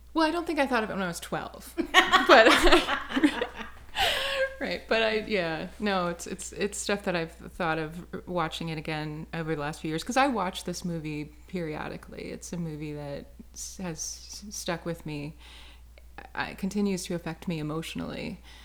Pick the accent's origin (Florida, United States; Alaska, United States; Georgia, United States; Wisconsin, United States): Wisconsin, United States; now in Chicago, United States; we're both from Wisconsin